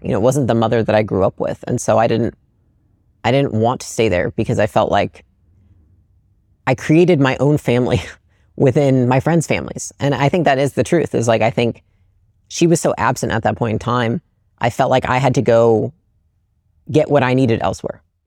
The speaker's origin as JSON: {"language": "English", "town": "Portage", "region": "Michigan", "country": "United States", "tie": "born or raised there", "moved": "yes", "said": "I grew up in Portage, Michigan, um, which is like a small Midwestern"}